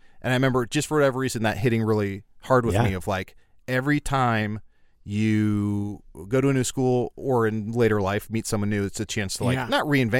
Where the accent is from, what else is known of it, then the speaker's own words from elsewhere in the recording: Portland, Oregon, United States; I'm from Portland. I'm an organ transplant.